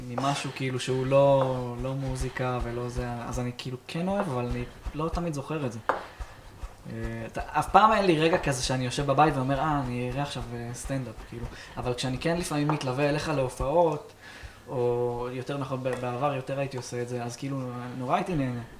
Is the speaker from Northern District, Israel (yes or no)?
yes; Afula, Northern District, Israel; איפה שאני ספציפית גדלתי זה יותר באמת באווירת מושב